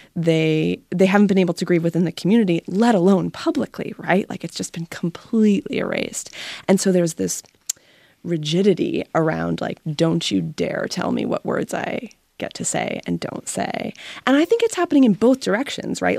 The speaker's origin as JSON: {"language": "English", "town": "Pittsburgh", "region": "Pennsylvania", "country": "United States", "tie": "born or raised there", "said": "I grew up in Pittsburgh"}